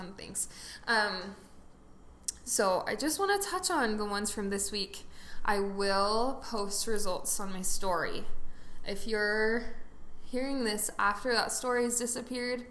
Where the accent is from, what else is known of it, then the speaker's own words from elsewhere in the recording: Utah Valley, United States; I grew up in Utah Valley